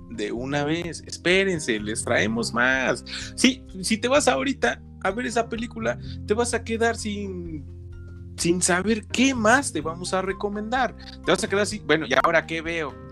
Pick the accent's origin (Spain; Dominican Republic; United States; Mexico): Mexico; perdónenme, pero es que soy eh, mexicano casi gringo, por eso luego no me acuerdo